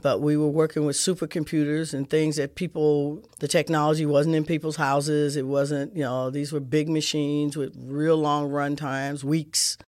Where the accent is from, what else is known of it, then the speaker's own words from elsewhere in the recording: St. Louis, Missouri, United States; I grew up kid in Saint Louis, in the city